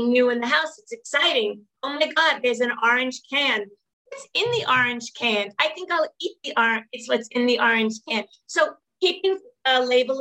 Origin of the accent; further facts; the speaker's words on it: New York City, New York, United States; I come from Brooklyn